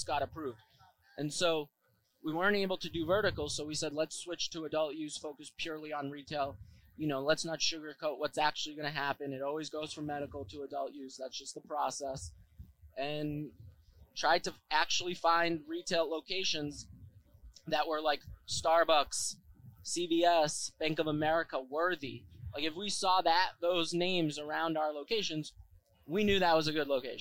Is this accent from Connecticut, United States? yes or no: no; Worcester, Massachusetts, United States; I grew up in Worcester